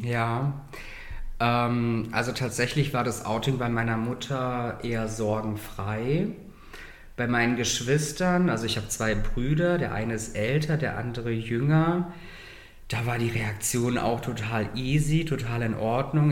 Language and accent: German; Germany; now in Berlin, Germany; meine Eltern sind aus Russland und Kasachstan, die sind dann in Deutschland emigriert, sind dann in Saloy ansässig geworden. Ich bin dort aufgewachsen